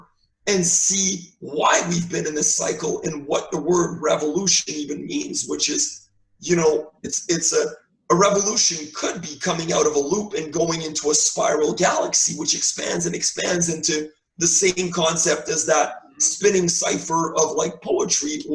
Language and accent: English; Canada; as a Canadian